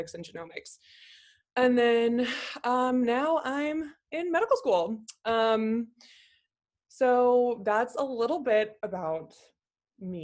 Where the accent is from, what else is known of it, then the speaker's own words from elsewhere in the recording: Los Angeles, California, United States; also born or lived in Davis, California; I am originally from California, Los Angeles